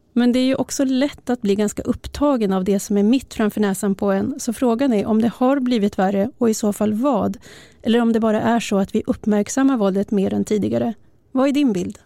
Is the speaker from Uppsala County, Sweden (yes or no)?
yes; Uppsala, Uppsala County, Sweden; min hemstad Uppsala